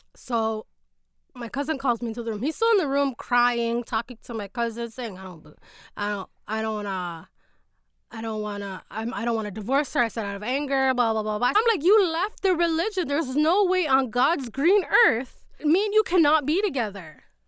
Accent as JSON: {"language": "English", "town": "Toronto", "region": "Ontario", "country": "Canada", "said": "from Toronto"}